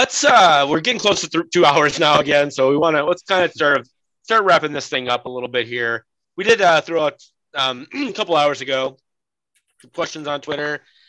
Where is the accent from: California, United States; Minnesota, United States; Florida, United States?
Minnesota, United States; as a Minnesotan